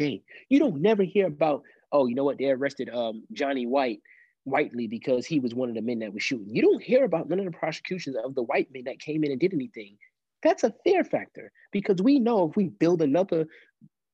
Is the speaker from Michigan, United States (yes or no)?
no; New York City, New York, United States; now in Columbia, South Carolina, United States; I grew up in Brooklyn, New York, mostly